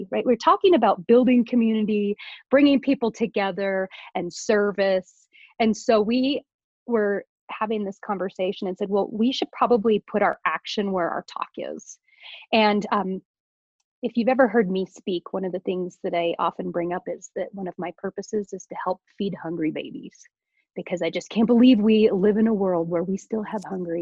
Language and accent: English; Idaho, United States; now in Colorado, United States; I live in Colorado. I was raised in Idaho